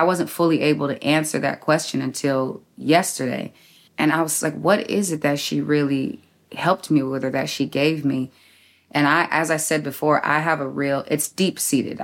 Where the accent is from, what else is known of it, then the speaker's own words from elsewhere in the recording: San Diego, California, United States; I'm actually from Southeast San Diego. So I'm from the West Coast too